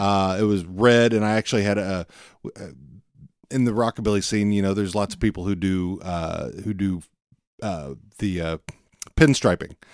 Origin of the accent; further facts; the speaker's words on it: Fort Worth, Texas, United States; also born or lived in Pilot Point, Texas; I'm from Fort Worth originally